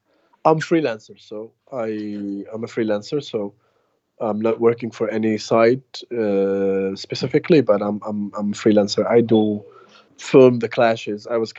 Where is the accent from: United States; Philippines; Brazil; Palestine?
Palestine; Hebron, West Bank; I am from Palestine, from Hebron city. I was born here. I was raised in Hebron. I'm 28 years old, so I was born in 1992. I'm a Palestinian journalist.